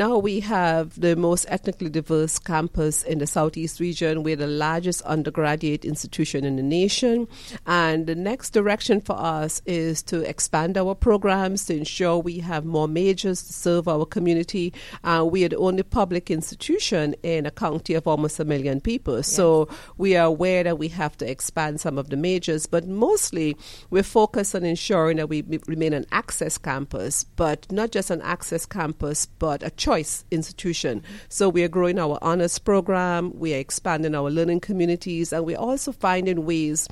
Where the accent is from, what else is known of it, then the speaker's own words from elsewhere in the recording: Trinidad & Tobago; moved away as an adult; also born or lived in Michigan / Indiana; now in Georgia, United States; And I'm from Trinidad and Tobago. I grew up, you know, in very humble environments in Trinidad and Tobago as the last of 5 kids.